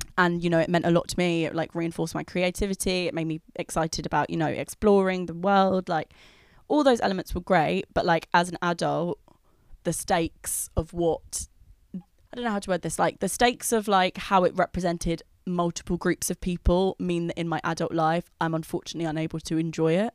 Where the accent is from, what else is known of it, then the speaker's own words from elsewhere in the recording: London, United Kingdom; I grew up in London